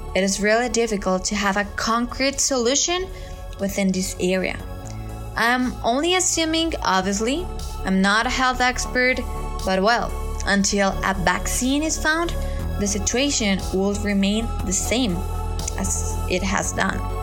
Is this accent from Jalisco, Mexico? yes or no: no; Mexico City, Mexico; now in Querétaro, Mexico; I was born in Mexico City and I'm 20 years old.